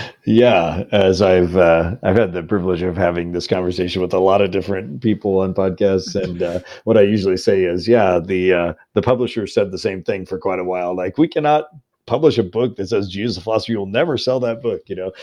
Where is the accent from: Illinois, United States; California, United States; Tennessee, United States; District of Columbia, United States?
Illinois, United States; now in Louisville, United States; I'm a Midwesterner. I'm from Illinois originally